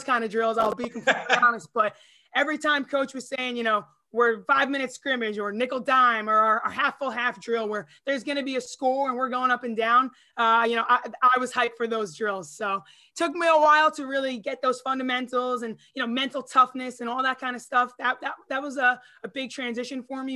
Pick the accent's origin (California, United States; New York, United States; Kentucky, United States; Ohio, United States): New York, United States; Long Island; I was from Long Island.